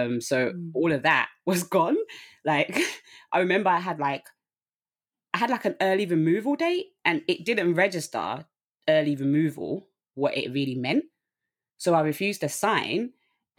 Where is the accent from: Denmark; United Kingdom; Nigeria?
United Kingdom; London; I'm from Southeast London.